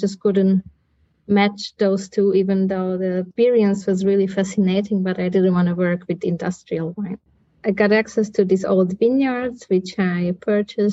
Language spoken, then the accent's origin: English; northeastern Hungary, Hungary; moved away as an adult; also born or lived in Copenhagen, Denmark; I was born in Hungary, here in northeastern Hungary. I grew up here